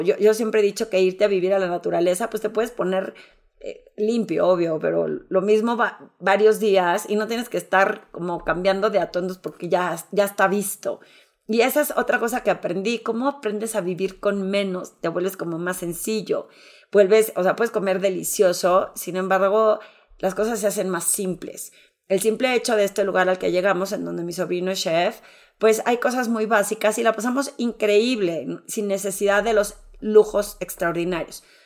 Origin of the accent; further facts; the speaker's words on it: Torreón, Coahuila, Mexico; yo que soy de Torreón